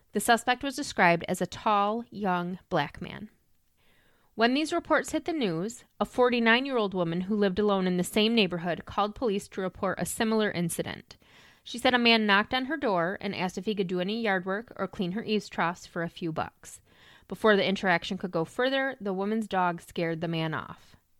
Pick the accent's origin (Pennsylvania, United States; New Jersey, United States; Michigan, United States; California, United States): Michigan, United States; Lansing; I was born in Lansing, I grew up in Lansing, and I lived in Lansing when all of this happened.